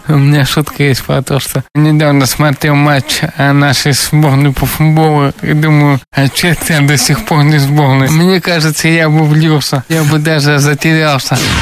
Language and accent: Russian; Ufa, Bashkortostan, Russia; Я сам родился и вырос в Уфе